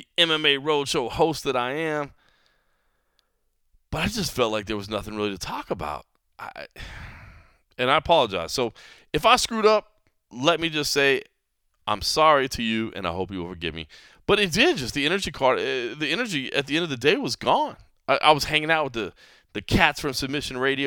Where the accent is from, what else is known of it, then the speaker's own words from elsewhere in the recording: Texas, United States; I'm a Texan